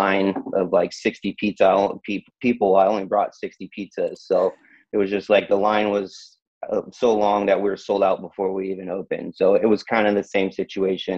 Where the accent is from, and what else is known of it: Tracy, California, United States; born or raised there